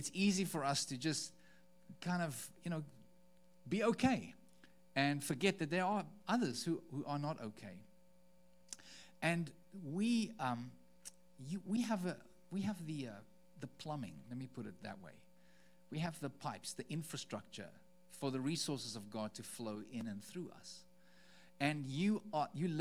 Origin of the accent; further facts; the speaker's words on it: South Africa; moved away; As a South African, someone who, I mean, we've just spent 3 weeks in South Africa, in our home country